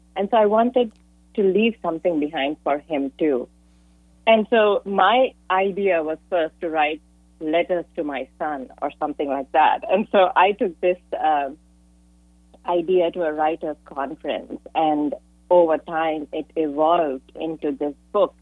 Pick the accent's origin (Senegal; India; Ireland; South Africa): India; moved away as an adult; now in San Jose, United States; I'm an immigrant from India, and I moved to the U.S.